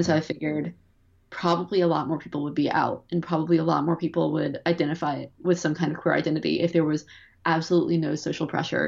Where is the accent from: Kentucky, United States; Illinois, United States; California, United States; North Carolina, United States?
North Carolina, United States; Durham; I'm from Durham, North Carolina, and it's a very interesting city.